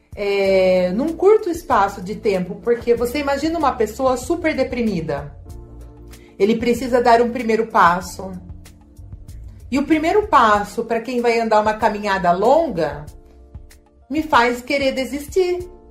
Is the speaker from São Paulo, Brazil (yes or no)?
yes; Leme, São Paulo, Brazil; eu sou da cidade de Leme